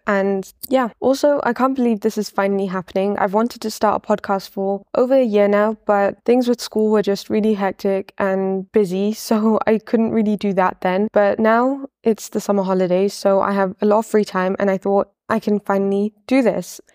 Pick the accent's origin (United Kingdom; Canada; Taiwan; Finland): United Kingdom; Leicester, East Midlands; also born or lived in Wimbledon, London; now in Malawi; I'm from Wimbledon in London, but I only lived there for a few years before I moved to Leicester